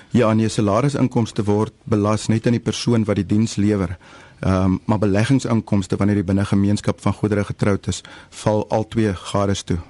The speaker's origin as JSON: {"language": "Afrikaans", "town": "George", "region": "Western Cape", "country": "South Africa", "said": "Ek is van George"}